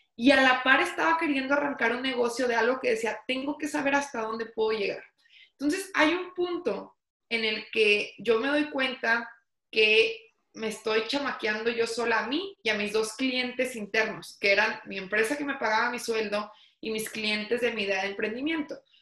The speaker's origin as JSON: {"language": "Spanish", "town": "Torreón", "region": "Coahuila", "country": "Mexico", "tie": "born or raised there", "said": "soy originaria de Torreón, Coahuila"}